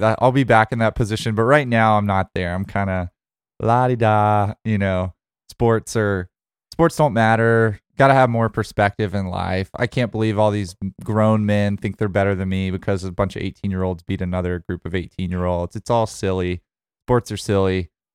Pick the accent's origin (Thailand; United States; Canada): United States; Birmingham, Alabama; that's my hometown.